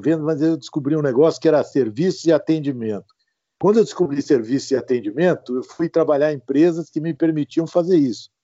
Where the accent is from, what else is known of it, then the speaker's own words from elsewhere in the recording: Ribeirão Preto, São Paulo, Brazil; also born or lived in São José dos Campos; eu nasci em Ribeirão Preto